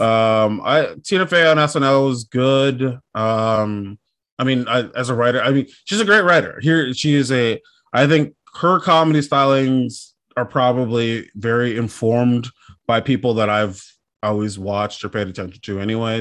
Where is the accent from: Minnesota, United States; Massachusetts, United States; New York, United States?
Minnesota, United States; born or raised there